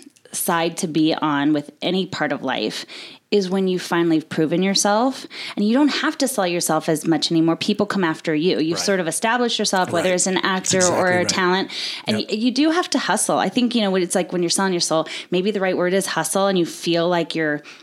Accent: Gretna, Nebraska, United States; I grew up in a little town. It's not so little anymore. Gretna, Nebraska.

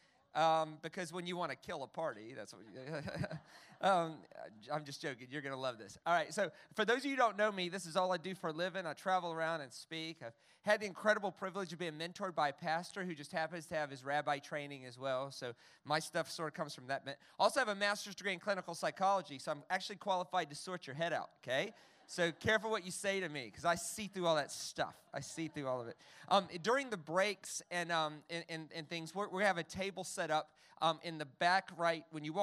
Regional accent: the South, United States; I grew up in the South. In America

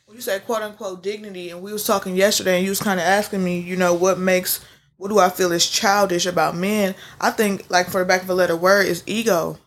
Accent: Midwest, United States; we all from the Midwest, but we came from the South. My people came from Alabama.

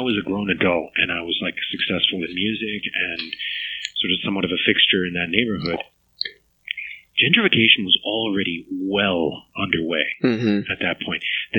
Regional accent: New York City, New York, United States; I was born in 74, and I grew up in Queens

